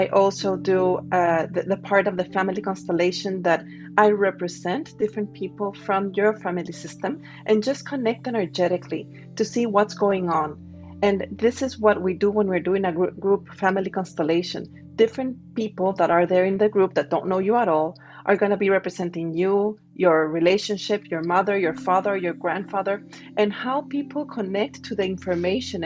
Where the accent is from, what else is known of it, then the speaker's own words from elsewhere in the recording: Guatemala; moved away; also born or lived in Spain / United States / France / Singapore; I'm originally from Guatemala, and at some point I was living in Spain